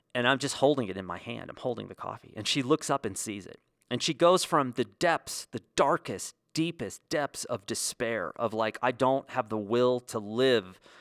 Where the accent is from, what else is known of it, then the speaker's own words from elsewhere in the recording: United States; as a kid growing up in the States